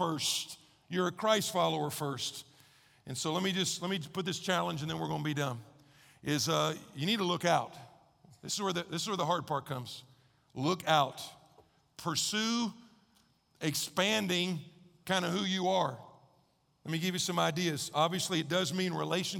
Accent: United States; also born or lived in Texas; I grew up in Oklahoma and Texas

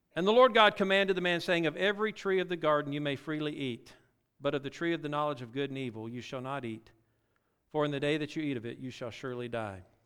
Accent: Louisiana, United States; also born or lived in Mississippi; Well, I actually born in Mississippi, raised in Louisiana

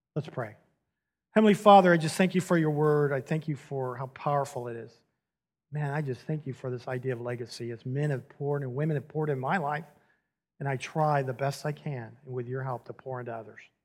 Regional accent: San Diego, California, United States; moved away as an adult; now in Houston, United States; I grew up in San Diego

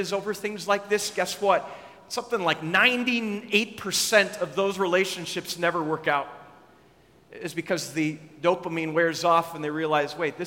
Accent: Minnesota, United States; I grew up in Minnesota

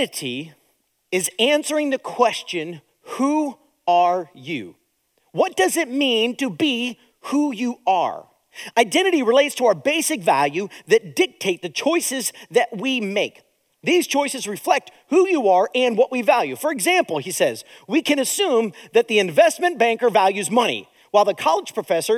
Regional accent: United States; Now, I live in America. I was born in America.

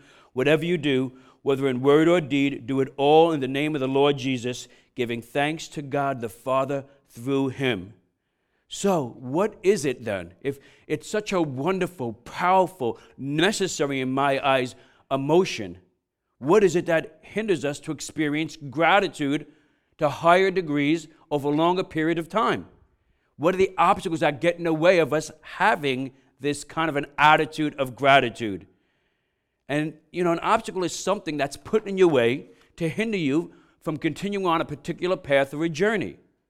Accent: New York, United States; And then I remember growing up in New York and being on the Brooklyn-Queens Expressway.

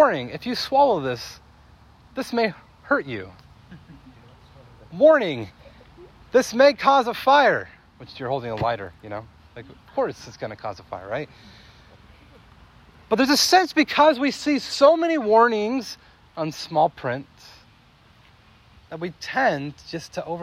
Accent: California, United States; moved away; growing up in California was a neat place

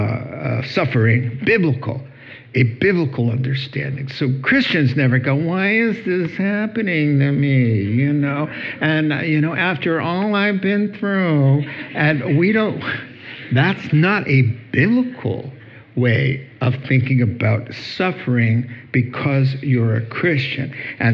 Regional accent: the South, United States; I'm from the South

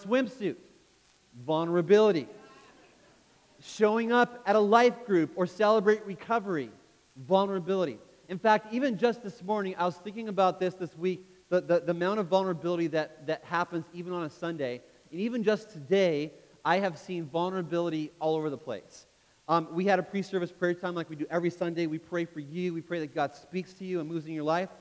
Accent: Canada; I grew up in Canada, which means as a kid, I played ice hockey

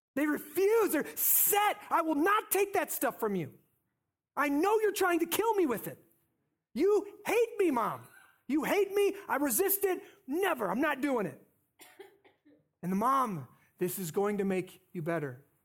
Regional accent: North Scott, Iowa, United States; I grew up in North Scott

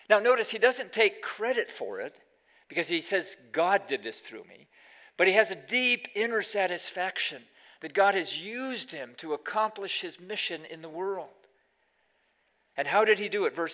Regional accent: Pakistan; now in United States; Well, when we were growing up in Pakistan, one of the great hardships of being a missionary kid in those days was there was no McDonald's in the entire country. So every five years, we'd come back to the States for a year of furlough

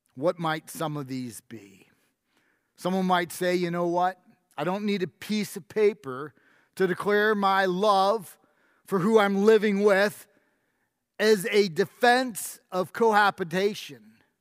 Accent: New York, United States; moved away; I grew up in New York

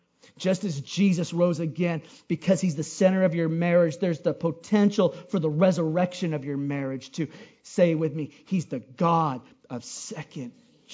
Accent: Hawaii, United States; as a Hawaiian, I totally get, man. I would, you know, I'm from Hawaii.

